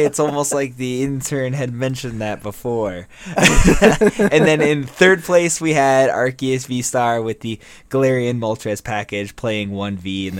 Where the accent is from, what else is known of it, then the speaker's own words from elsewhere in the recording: United States; Because we're super American and don't know about the rest of the world.